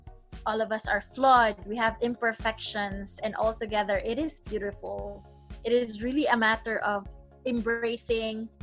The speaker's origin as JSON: {"language": "English", "town": "Cebu", "region": "Central Visayas", "country": "Philippines", "tie": "born or raised there", "said": "I was born and I grew up in a small but beautiful island in the Philippines called Cebu."}